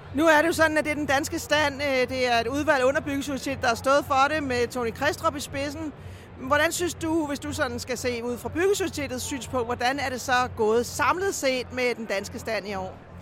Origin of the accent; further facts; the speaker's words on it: Denmark; vi som danskere